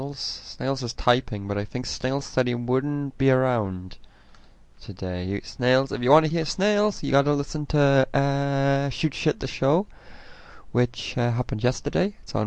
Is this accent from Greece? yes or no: no; England, United Kingdom; now in United States; I'm English, I don't know how things work here, because in England we have like the ground floor, and then the first floor, but you guys have like the first floor, then the second floor, so it's quite confusing.